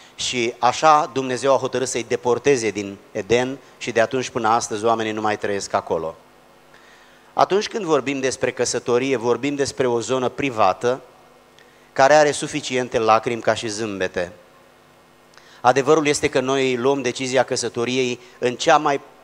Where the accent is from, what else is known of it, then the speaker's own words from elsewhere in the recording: a small village near Giurgiu, Muntenia, Giurgiu County, Romania; Eu vin din orașul Giurgiu, de fapt dintr-un sat mic de lângă Giurgiu, asta este sub București, pe malul Dunării, zonă care se numește Montenia